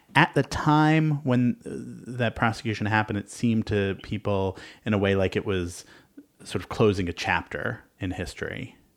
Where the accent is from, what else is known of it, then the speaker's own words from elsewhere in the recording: New York, United States; I grew up in New York